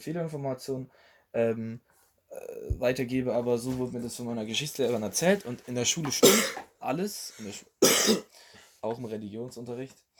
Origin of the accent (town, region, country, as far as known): Germany